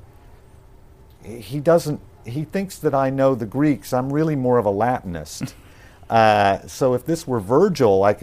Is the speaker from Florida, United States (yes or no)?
no; Tulsa, Oklahoma, United States; moved away as an adult; growing up in Tulsa